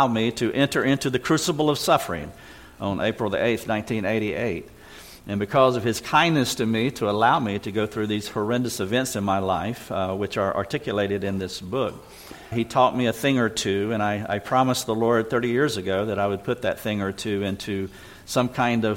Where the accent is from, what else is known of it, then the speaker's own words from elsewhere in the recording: Greenville, South Carolina, United States; We're from Greenville, South Carolina, and been living in the South all of my life. Born in North Carolina, moved 135 miles a little farther south west